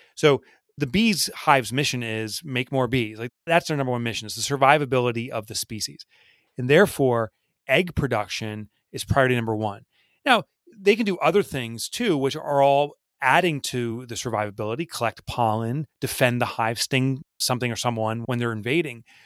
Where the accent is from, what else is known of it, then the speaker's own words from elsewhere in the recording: New Jersey, United States; I've in my own little town here, I'm from New Jersey